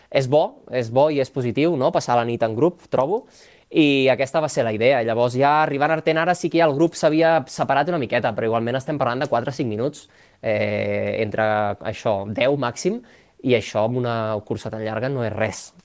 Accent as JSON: {"language": "Catalan", "town": "La Pobla de Mafumet", "region": "Catalonia", "country": "Spain", "tie": "born or raised there", "also_born_or_lived": "Barcelona", "moved": "as an adult"}